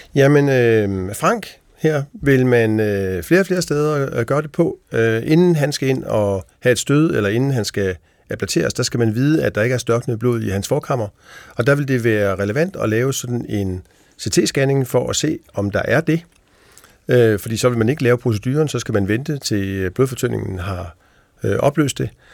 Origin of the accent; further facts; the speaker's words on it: Denmark; vi som danskere